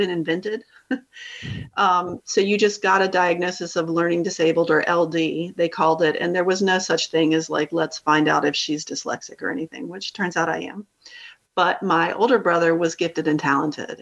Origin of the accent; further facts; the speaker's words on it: Chapel Hill, North Carolina, United States; I grew up in the Chapel Hill Carborough City school system